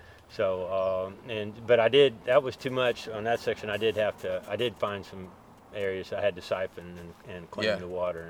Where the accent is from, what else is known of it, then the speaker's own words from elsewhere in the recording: Marceline, Missouri, United States; moved away as an adult; also born or lived in Alabama; now in Andalusia, United States; I was born there in Marceline, Missouri